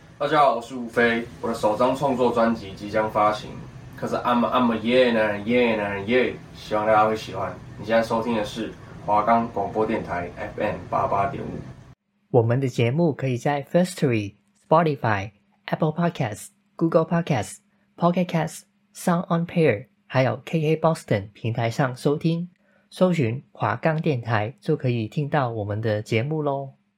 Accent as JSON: {"language": "Chinese", "country": "Hong Kong", "moved": "yes", "said": "我是香港人啊"}